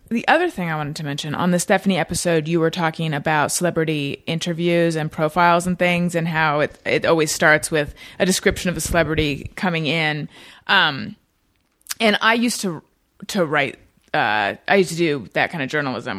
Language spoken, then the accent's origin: English; Orange County, California, United States; moved away as an adult; also born or lived in Oakland, California / New York; I was born in Northern California, but I grew up in Orange County